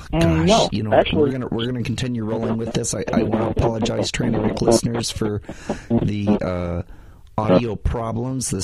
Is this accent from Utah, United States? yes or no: yes; Utah, United States; I grew up in Utah, where there really wasn't a lot of people of color, period.